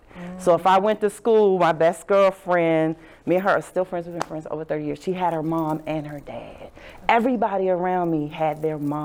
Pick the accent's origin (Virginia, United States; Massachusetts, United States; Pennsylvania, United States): Virginia, United States; Southern; I grew up in Southern Virginia